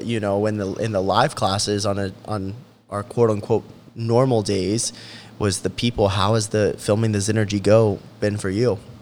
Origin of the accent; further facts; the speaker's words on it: Charleston, West Virginia, United States; I grew up half in Charleston and half in South Charleston